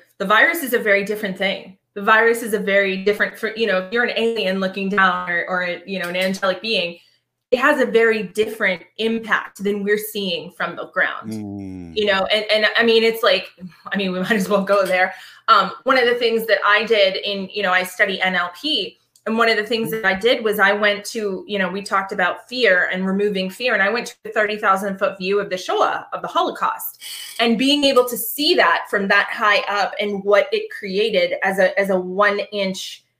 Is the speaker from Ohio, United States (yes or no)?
no; Boston, Massachusetts, United States; I'm from Boston